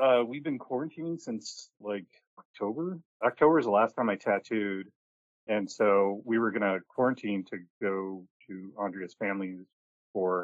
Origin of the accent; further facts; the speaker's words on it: Milwaukee, Wisconsin, United States; also born or lived in New York City; now in Columbus, United States; I grew up in Milwaukee, Wisconsin